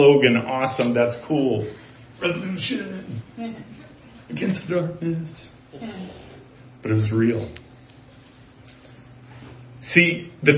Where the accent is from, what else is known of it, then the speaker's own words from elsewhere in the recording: United States; as an American